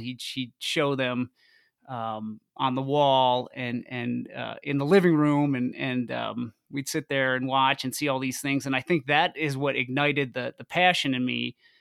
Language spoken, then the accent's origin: English; north of New York City, United States; moved away as an adult; now in Boulder, United States; I moved out to Boulder from from New York. Uh, I grew up just north of the city